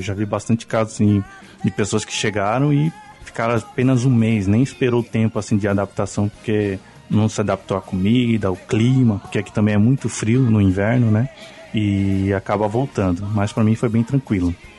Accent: São Paulo, Brazil; moved away as an adult; also born or lived in Guarulhos / Lorena; now in Japan; eu sou de São Paulo, Morei bastante tempo em Guarulhos, também já morei em Lorena, que é interior de São Paulo.

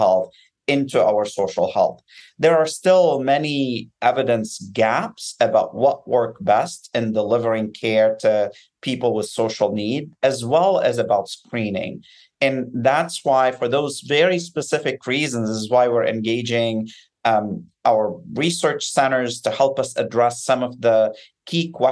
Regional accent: Beirut, Beirut Governorate, Lebanon; now in United States; I grew up in Beirut in the midst of a civil war

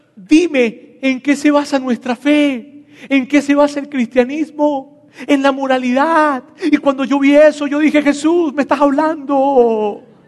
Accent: Venezuela; now in Mexico; yo soy venezolano

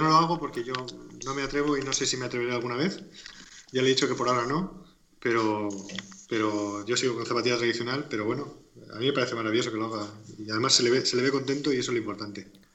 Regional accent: Alicante, Valencian Community, Spain; also born or lived in Murcia; soy de Alicante también. Bueno, nací en Murcia, pero vivo en Alicante toda mi vida, como alicantino uno más

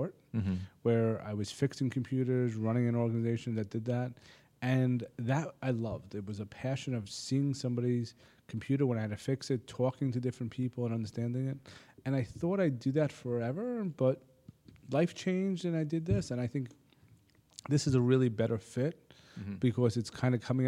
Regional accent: Middle Country School District, Long Island, New York, United States; I grew up in Middle Country School District, okay, right here on the island

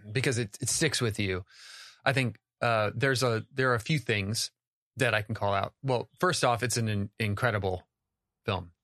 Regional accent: United States; as an American

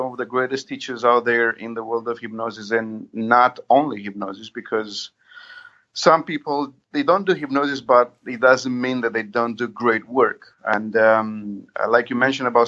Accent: Romania; I'm from Romania.

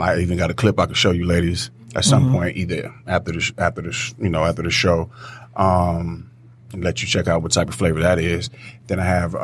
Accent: Detroit, Michigan, United States; also born or lived in New York; raised in Detroit on the West Side.

